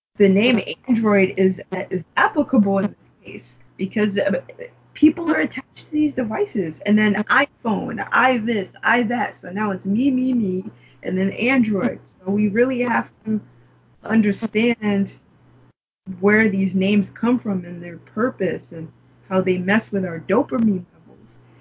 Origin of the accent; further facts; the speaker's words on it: New York, United States; growing up in New York